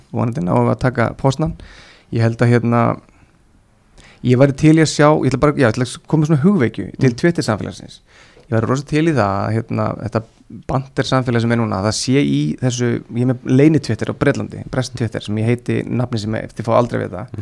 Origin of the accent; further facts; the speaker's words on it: Iceland; ég er frá Íslandi